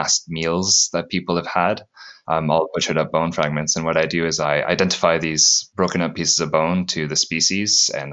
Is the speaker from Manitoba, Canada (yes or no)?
no; Sudbury, Ontario, Canada; moved away as an adult; also born or lived in Newfoundland / British Columbia / Leicester, United Kingdom; now in Newcastle, United Kingdom; I'm originally from Sudbury, Ontario, in Canada. Grew up there